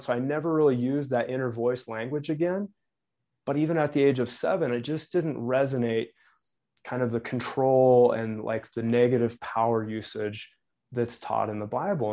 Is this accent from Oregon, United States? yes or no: no; Wyoming, United States; moved away; where I grew up in Wyoming